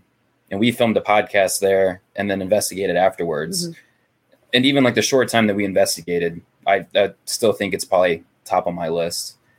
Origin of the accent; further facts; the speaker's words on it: St. Louis, Missouri, United States; we're from St. Louis